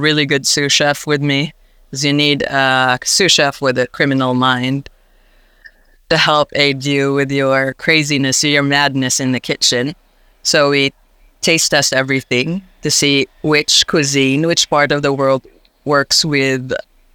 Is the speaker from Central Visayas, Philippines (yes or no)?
no; Iloilo, Western Visayas, Philippines; now in Canberra, Australia; I grew up in the Philippines and in an island called Iloilo.